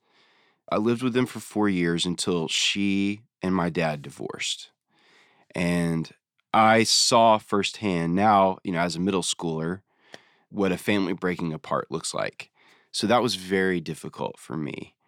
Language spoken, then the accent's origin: English; Nashville, Tennessee, United States; I was born in Nashville. So Nashville has always been my home